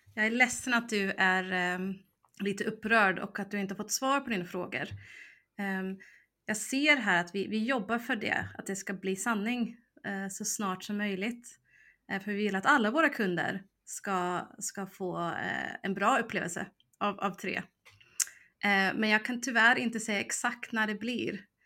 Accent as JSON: {"language": "Swedish", "country": "United States", "tie": "born or raised there", "moved": "as an adult", "lives_now": "Sweden", "said": "jag växte upp i USA så jag var mm. ju både där från 2 till 18"}